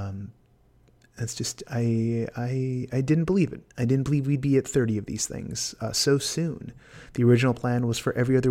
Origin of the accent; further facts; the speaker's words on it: California, United States; As a Californian